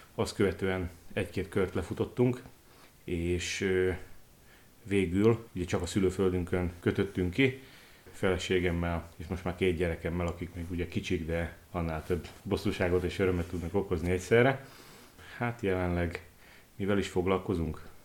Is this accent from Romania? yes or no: no; Košice, Košice Region, Slovakia; also born or lived in Bodrogköz / Kiskövesd; kassán folytatták. Ennek hozadékaként én már ott születtem